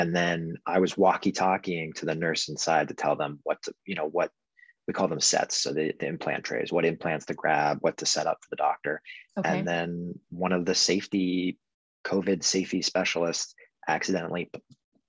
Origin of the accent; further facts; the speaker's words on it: Orange County, California, United States; also born or lived in Berkeley / Sonoma / San Luis Obispo / Los Angeles; now in San Diego, United States; I was born and raised in Orange County